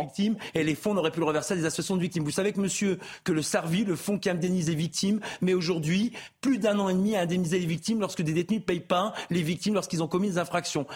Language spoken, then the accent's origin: French; France; J'ai toujours respecté les lois de mon pays. La France, c'est un magnifique pays